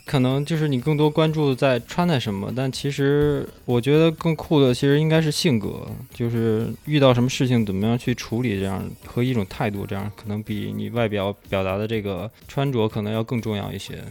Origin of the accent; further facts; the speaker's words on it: Beijing, China; 我从小是在方舟那边长大